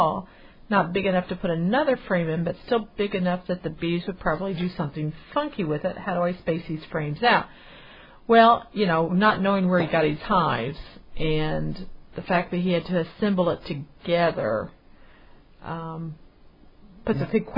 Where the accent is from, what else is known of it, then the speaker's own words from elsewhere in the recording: Canada; But me being Canadian, it's not that easy to do.